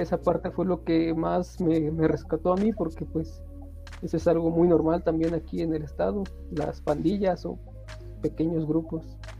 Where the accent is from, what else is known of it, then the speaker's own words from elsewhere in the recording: State of Mexico, Mexico; no vivo ahí, soy del Estado de México